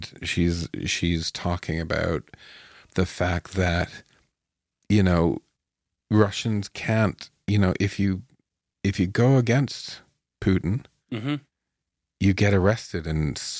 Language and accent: English; Canada; But it's kind of as a Canadian